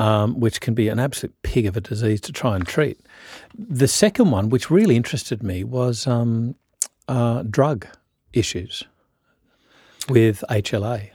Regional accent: Australia; I'm a Australian

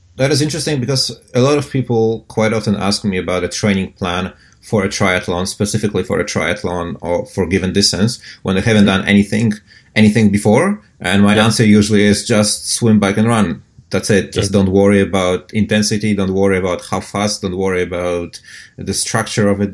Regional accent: Poland; now in Auckland, New Zealand; I'm from Poland.

